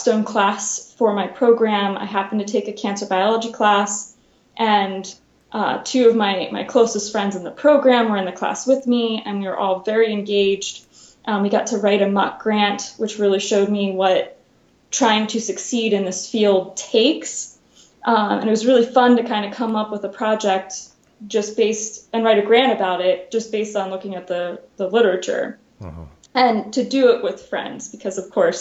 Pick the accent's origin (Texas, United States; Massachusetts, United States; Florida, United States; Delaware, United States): Delaware, United States; moved away as an adult; also born or lived in Connecticut; I'm from Delaware